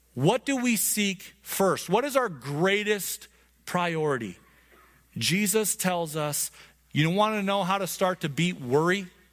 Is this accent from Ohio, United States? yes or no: no; Montana, United States; I grew up in Montana